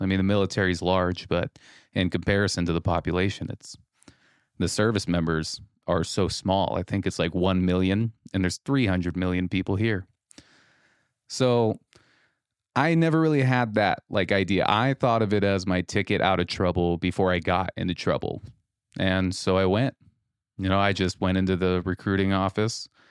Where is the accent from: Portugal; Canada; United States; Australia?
United States; Rogue River, Oregon; moved away as an adult; now in Mason City, United States; my home of Rogue River, Oregon